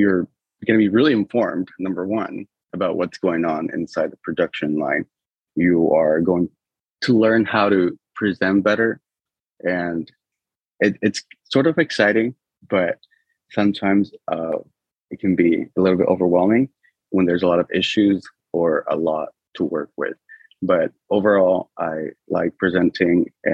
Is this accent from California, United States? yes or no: yes; Berkeley, California, United States; I grew up in the Bay Area